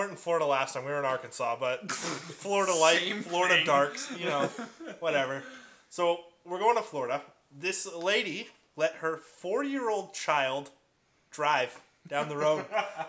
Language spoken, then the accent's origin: English; Port Coquitlam, British Columbia, Canada; I grew up in Poco